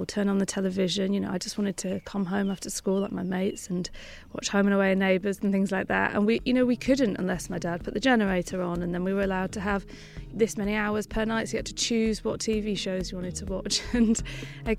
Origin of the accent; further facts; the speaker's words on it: Lancashire, North West England, United Kingdom; I grew up in Lancashire, which is northwest England, in a very small farming village